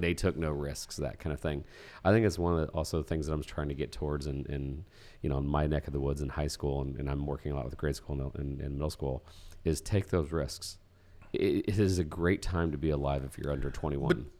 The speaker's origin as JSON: {"language": "English", "region": "Indiana", "country": "United States", "said": "we're from Indiana."}